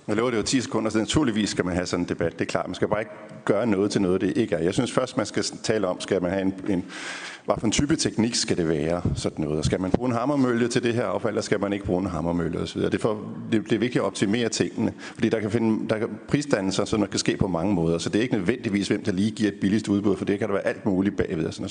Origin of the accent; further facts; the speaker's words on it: Funen, Southern Denmark, Denmark; Nu er jeg jo fra Fyn